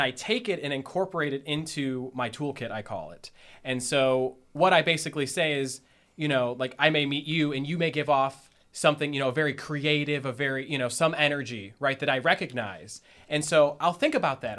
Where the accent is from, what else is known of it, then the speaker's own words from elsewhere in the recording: Strongsville, Ohio, United States; moved away as an adult; now in Columbus, United States; I am from Northeast Ohio. Actually, grew up in Strongsville, Ohio.